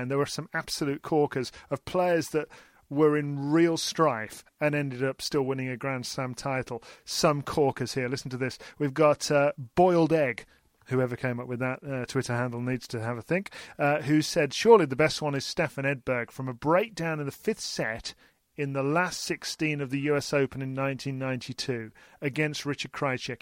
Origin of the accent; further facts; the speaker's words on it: United Kingdom; we're British